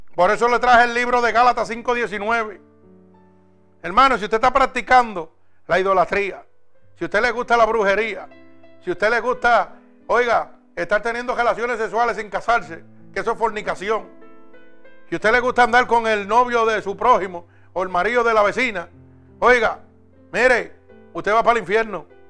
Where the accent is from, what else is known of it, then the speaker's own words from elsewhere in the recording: Puerto Rico; en mi país, en Puerto Rico